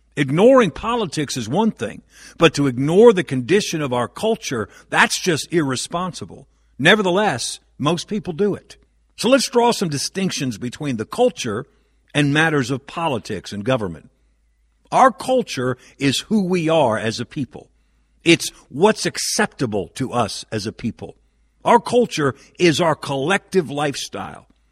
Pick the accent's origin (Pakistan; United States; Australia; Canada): United States; Northeast; as a lifelong Northeasterner